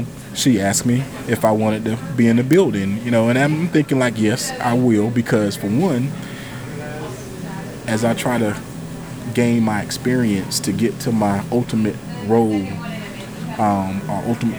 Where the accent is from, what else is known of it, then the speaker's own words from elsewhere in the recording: Whiteville, North Carolina, United States; born there; also born or lived in Fayetteville / Raleigh / Jacksonville / Durham; now in Elizabeth City, United States; So I was born in Columbus County.